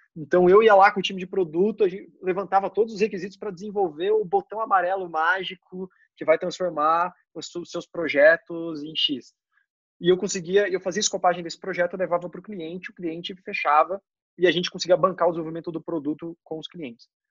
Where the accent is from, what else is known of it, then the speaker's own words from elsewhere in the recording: Joinville, Santa Catarina, Brazil; moved away as an adult; also born or lived in Londrina / São Paulo; eu nasci em Londrina, mas a minha família inteira é de São Paulo. Com 5 anos de, de, idade, eu me mudei para Joinville, que fiquei até os 20